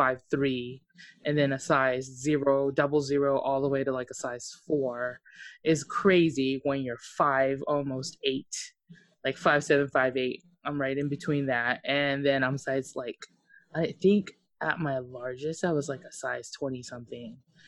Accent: Japan; Mine was like crazy because I grew up in Japan, and so for those of you who don't know, I'm half Okinawan.

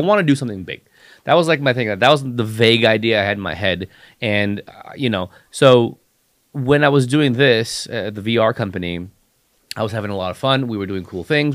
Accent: Los Angeles, California, United States; also born or lived in San Diego; I grew up in Hollywood

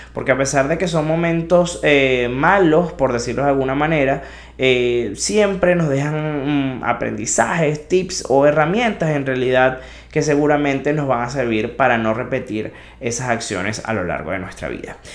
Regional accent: Venezuela; moved away; Venezuela, ese país que amo y de donde vengo

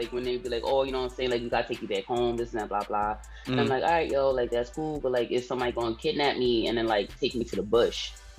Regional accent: Staten Island, New York, United States; born there; I was born here. {S19} Yeah. {S18} In Staten Island. I was born in Park Hill.

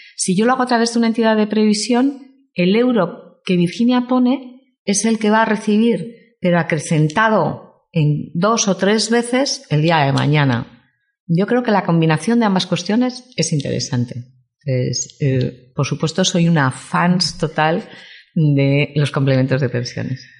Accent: Vitoria-Gasteiz, Basque Country, Spain; moved away as an adult; also born or lived in Madrid; now in San Sebastián, Spain; soy de Vitoria

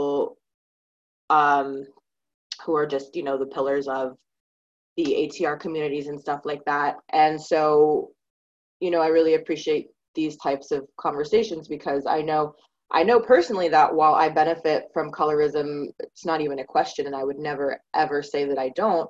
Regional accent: Maine, United States; now in Pennsylvania, United States; I grew up in Maine

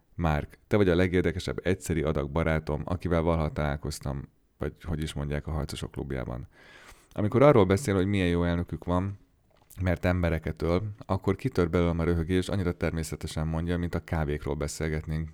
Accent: Hungary; moved away as an adult; now in Goldsboro, United States; hogy magyar vagyok

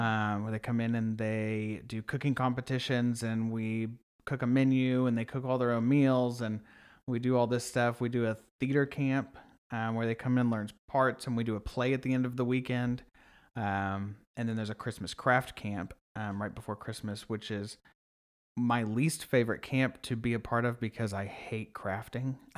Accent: Sand Springs, Oklahoma, United States; moved away as an adult; now in Oklahoma City, United States; I'm from Sand Springs.

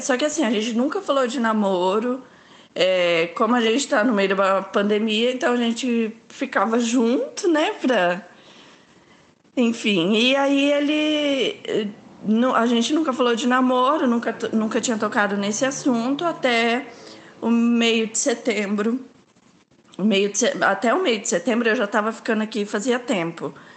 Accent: Londrina, Paraná, Brazil; Eu sou de Londrina, Paraná

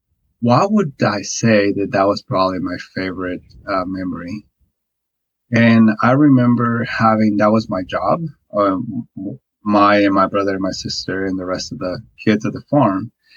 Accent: Guatemala; English is a second language; moved away as an adult; now in United States; I'm originally born and raised in Guatemala

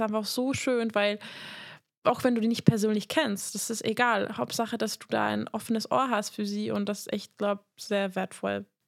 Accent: Hungary; moved away; ich komme aus Ungarn

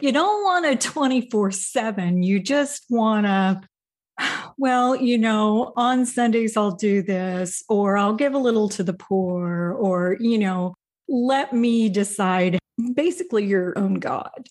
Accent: Indiana, United States; moved away as an adult; also born or lived in Wisconsin / Salt Lake City; my family moved to Indiana soon after that, and I spent the first forty-five years of my life in Indiana

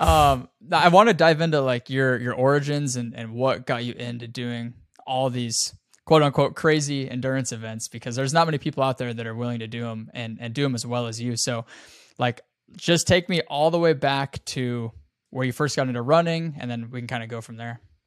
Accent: Casper, Wyoming, United States; moved away; I'm from Casper, Wyoming originally

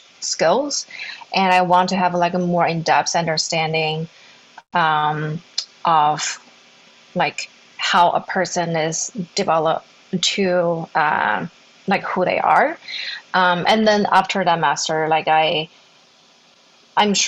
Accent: Zhengzhou, Henan, China; moved away as an adult; Was born and raised in China. I grew up in a small city called Zhengzhou. It's in the middle part of China.

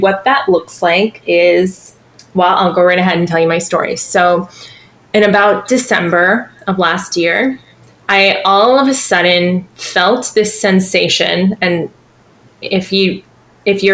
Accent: Boston, Massachusetts, United States; moved away as an adult; now in Savannah, United States; I'm originally from Boston

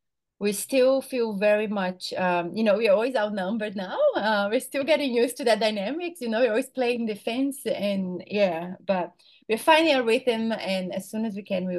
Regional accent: Brazil; moved away as an adult; now in Brisbane, Australia; I live in Brisbane, Australia. I was born and raised in Brazil, but I've been here for 17 years now

